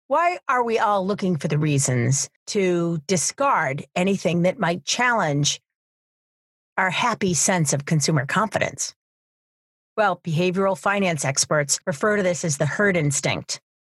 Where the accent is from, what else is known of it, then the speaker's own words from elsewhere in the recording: New Hampshire, United States; University of New Hampshire, here in my home state